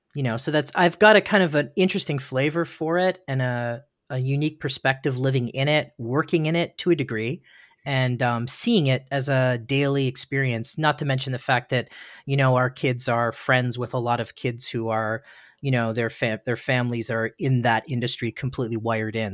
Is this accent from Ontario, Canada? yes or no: yes; Ontario, Canada; now in Studio City, United States; I was born in Ontario, Ontario, Canada that's um, in the east coast of Canada, and a little town.